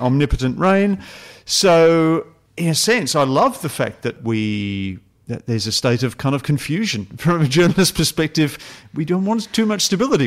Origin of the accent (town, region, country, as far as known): Australia